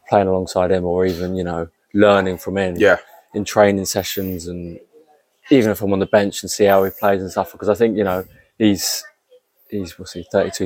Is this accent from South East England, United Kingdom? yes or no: yes; East Sussex, South East England, United Kingdom; also born or lived in Tunbridge Wells / Crowborough; I'm from like East Sussex